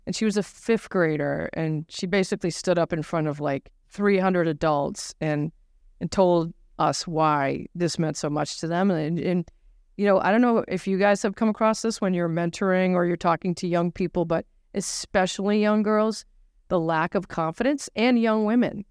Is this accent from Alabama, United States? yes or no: no; Nashua, New Hampshire, United States; I grew up in New Hampshire